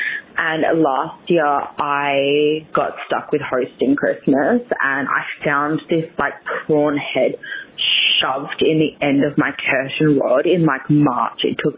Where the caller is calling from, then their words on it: Perth, Western Australia, Australia; I'm calling in from Australia.